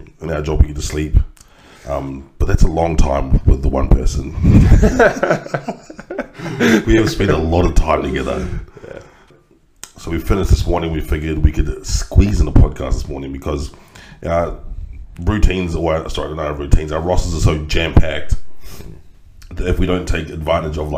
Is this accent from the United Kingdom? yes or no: no; Christchurch, Canterbury, New Zealand; Christchurch mosque shootings, which happened in my hometown